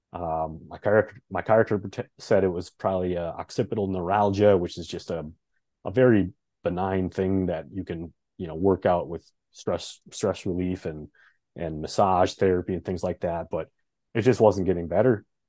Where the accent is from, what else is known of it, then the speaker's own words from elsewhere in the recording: Fargo, North Dakota, United States; moved away as an adult; now in Minneapolis, United States; We've been in Fargo for a long time.